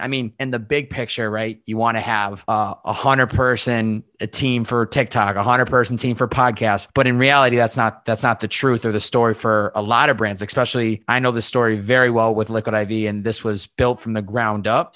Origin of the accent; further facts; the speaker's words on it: Western Massachusetts, United States; also born or lived in Boston; I'm from Western Massachusetts